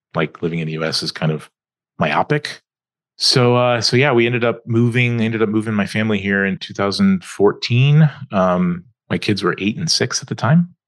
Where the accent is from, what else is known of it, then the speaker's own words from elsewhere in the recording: Atlanta, Georgia, United States; also born or lived in California; was born in California, but when when I was seven, we moved to Atlanta, Georgia. So I grew up in the southeast.